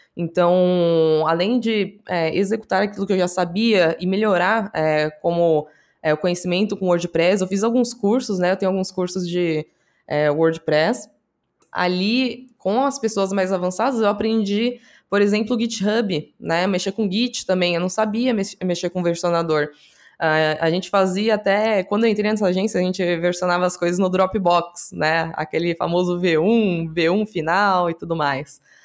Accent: Praia Grande, São Paulo, Brazil; Eu sou da Praia Grande, né, litoral de São Paulo

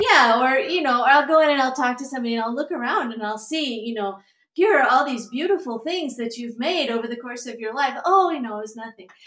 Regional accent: United States; moved away as an adult; also born or lived in Virginia / Alabama; now in Twin Cities, United States; I grew up mostly in Mississippi and Alabama.

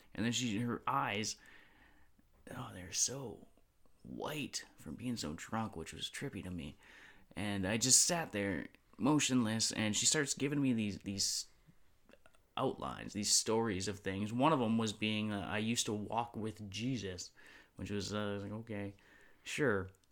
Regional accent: North Vancouver, British Columbia, Canada; growing up in North Vancouver

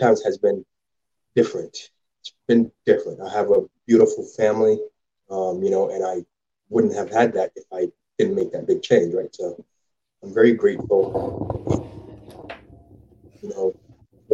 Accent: Jamaica; also born or lived in Ottawa / Scarborough, Toronto; now in Moncton, Canada; I grew up in Jamaica. When I first moved to Canada, I lived in Ottawa

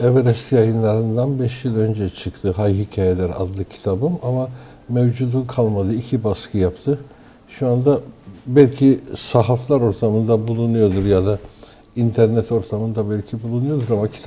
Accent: Istanbul, Turkey; born there; 1953 yılında İstanbul'da doğdum.

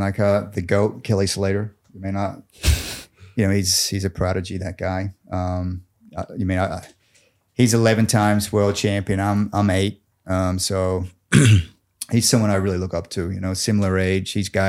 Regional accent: Gold Coast, Queensland, Australia; I mean, if you didn't know, I'm Aussie. This whole accent thing is fucking fake. I'm from Queensland, the Goldie.

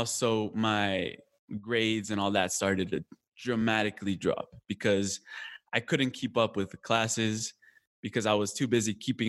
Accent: Colombia; also born or lived in California; now in United States; Now it was like, no, I'm Colombian. I'm from Colombia, you know? No, I'm from Colombia. I'm from Colombia.

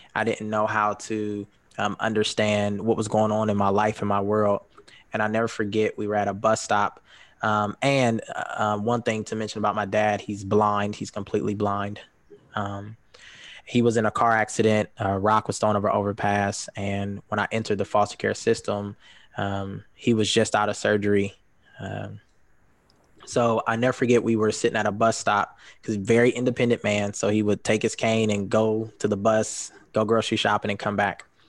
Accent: Columbus, Ohio, United States; moved away as an adult; now in Grand Rapids, United States; I'm originally from Columbus, Ohio. Um, I moved to Grand Rapids about three years ago.

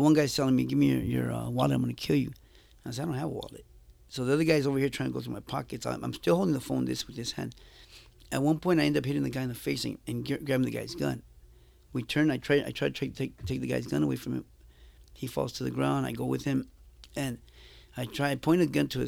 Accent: Los Angeles, California, United States; also born or lived in Jalisco, Mexico; I grew up in Huntington Park in Boyle Heights

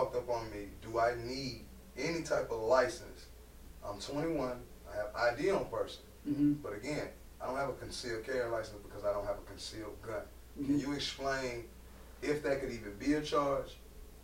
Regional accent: Atlanta, Georgia, United States; I'm born and raised in Atlanta, Georgia. And I'll never forget, you know, growing up on the east side

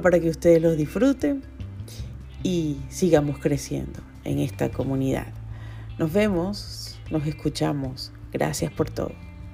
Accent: Venezuela; moved away as an adult; now in Chile; Cinco años han pasado muy rápido desde que salí de Venezuela

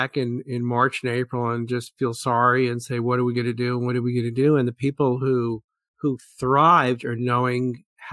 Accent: New York City, New York, United States; I grew up in Brooklyn, New York

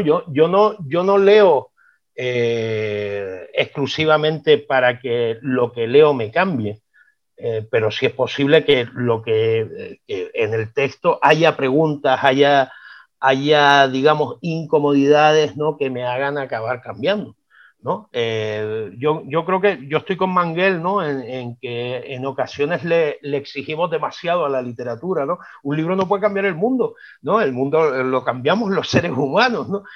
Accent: Las Palmas de Gran Canaria, Canary Islands, Spain; accent: Canarian; me estás oyendo el acento, ¿verdad? Tenemos un acento peculiar, tenemos una música muy distinta al hablar

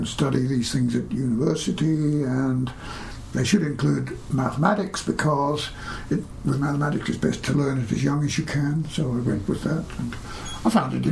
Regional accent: Australia; when I was little, this was in Australia

